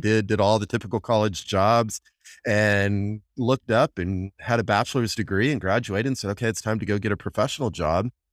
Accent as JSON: {"language": "English", "region": "Texas", "country": "United States", "tie": "born or raised there", "said": "I'm a Texan from, from day one, born and bred here"}